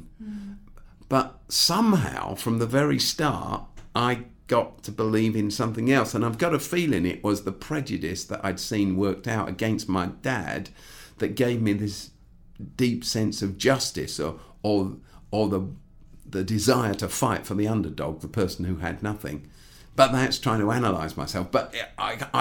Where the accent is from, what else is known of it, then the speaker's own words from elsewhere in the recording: Croydon, London, United Kingdom; I grew up in Croydon